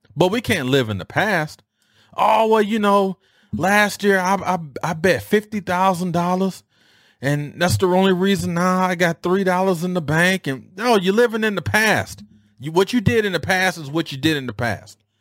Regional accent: Detroit, Michigan, United States; how we used to dress growing up in Detroit

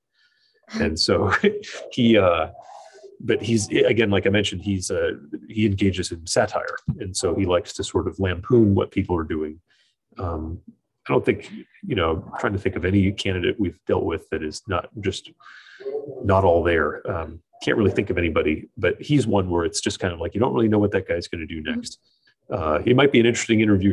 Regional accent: Oregon, United States; moved away as an adult; also born or lived in Syracuse, New York / Fresno, California; now in New Hampshire, United States; I went back to work where I grew up in Oregon

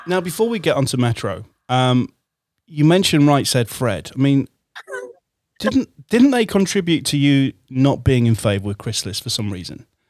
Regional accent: Hull, Yorkshire and the Humber, United Kingdom; I'm from Hull originally

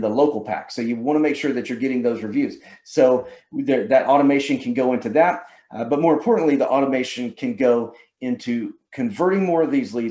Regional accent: Georgia, United States; Can y'all tell I'm from Georgia?

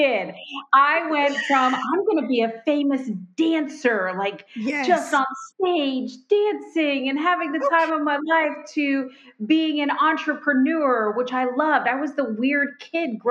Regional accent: Florida Keys, United States; moved away as an adult; also born or lived in Miami, Florida / Fort Worth, Texas / North Carolina; now in Indiana, United States; was born in Miami, grew up in the Florida Keys, spent most of my life there

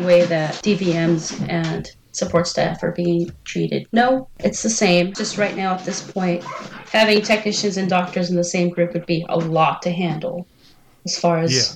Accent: San Francisco, California, United States; I grew up in San Francisco

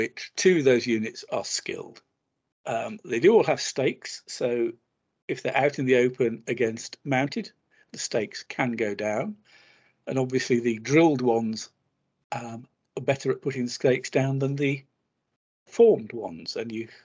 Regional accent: England, United Kingdom; being English

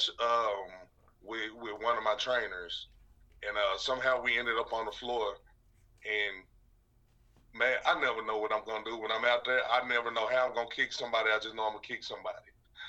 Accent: Little Rock, Arkansas, United States; I'm from Little Rock, Arkansas

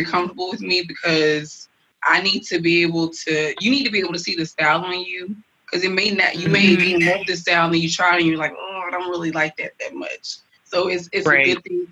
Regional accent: Nigeria; I'm Nigerian

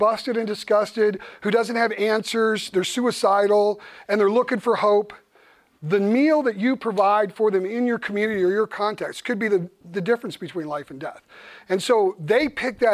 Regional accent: United States; me being an American pastor

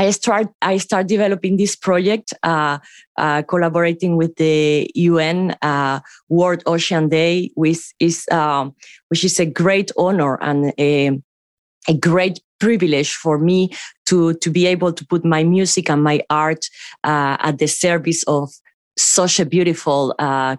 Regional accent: Cuba; moved away; coming from Cuba, that is an island.

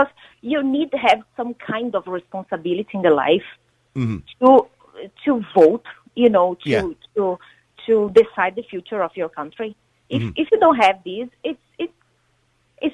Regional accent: South Region, Brazil; English is a second language; moved away as an adult; also born or lived in England; now in Ireland; in Brazil, because I grew up there

